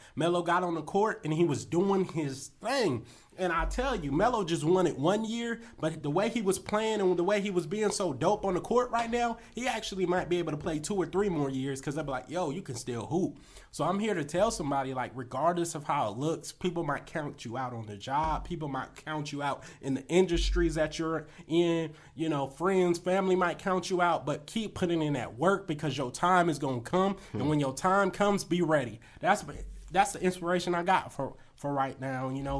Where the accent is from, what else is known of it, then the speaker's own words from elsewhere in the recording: California, United States; I played with Brooke Lopez growing up in Cali.